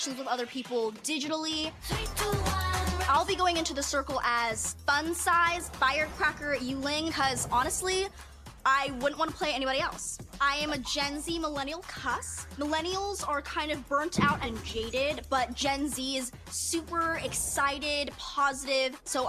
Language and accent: English; San Francisco, California, United States; I'm from San Francisco, also known as the Yay Area.